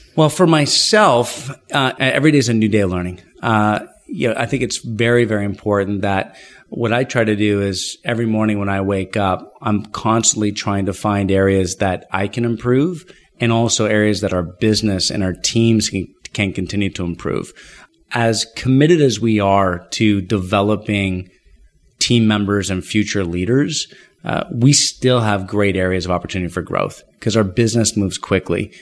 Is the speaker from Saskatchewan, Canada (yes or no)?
no; Ottawa, Ontario, Canada; moved away as an adult; now in Toronto, Canada; I was born and raised in Ottawa, Canada, nation's capital.